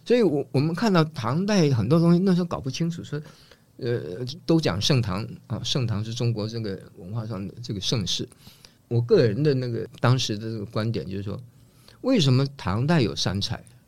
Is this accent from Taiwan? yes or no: yes; Taiwan; also born or lived in Northeast China; 我是东北人。嗯。那我，我们家到了台湾以后，这个变成台湾人。嗯。可是生活上，就是我白天去学校的时候，我跟同学在一起，我是台湾人。嗯。回家，我就变成东北人。嗯。所以，呃，我们在家里面，我们主食是面食